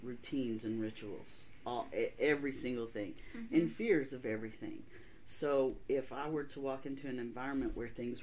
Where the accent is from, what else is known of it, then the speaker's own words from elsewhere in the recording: Texas, United States; moved away; we're from Texas